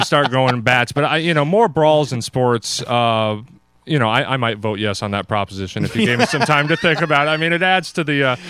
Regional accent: Denver, Colorado, United States; I should come out and say I am from Denver and I am a Bronco fan.

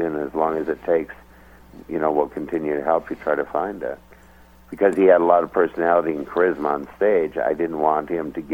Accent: Minnesota, United States; born or raised there

